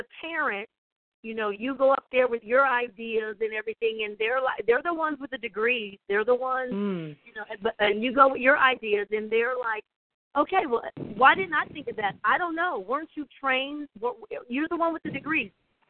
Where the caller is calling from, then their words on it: Columbia, South Carolina, United States; I'm calling in from Columbia, South Carolina. I am a parent